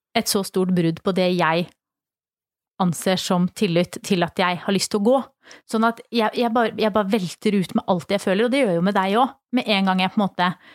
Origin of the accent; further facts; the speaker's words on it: Flisa, Innlandet, Norway; moved away; så er jeg jo fra Flisa i Åsnes, og i hele kommunen totalt så bor det 8000 mennesker